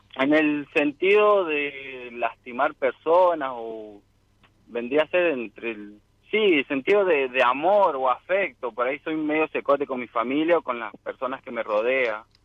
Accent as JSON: {"language": "Spanish", "region": "San Luis", "country": "Argentina", "said": "De acá de San Luis, capital"}